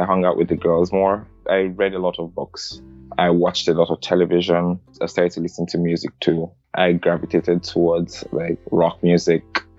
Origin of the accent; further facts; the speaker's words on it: Lagos, Nigeria; now in United States; I grew up in Surulere.